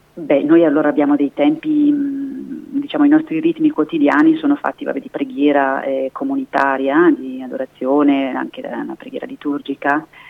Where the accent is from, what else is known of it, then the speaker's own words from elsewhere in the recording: Trentino-Alto Adige, Italy; moved away as an adult; now in Brescia, Italy; non sono del Bresciano ma sono del Trentino